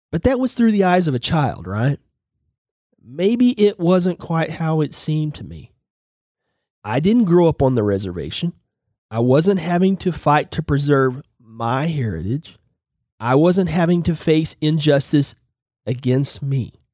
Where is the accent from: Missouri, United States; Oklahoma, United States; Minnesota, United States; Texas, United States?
Oklahoma, United States; Okmulgee; Growing up in Oklahoma, which means red people, I've never taken offense to the name Redskin. It, quite frankly, was just neutral. In fact, until I was 10, I lived in a small town named Okmulgee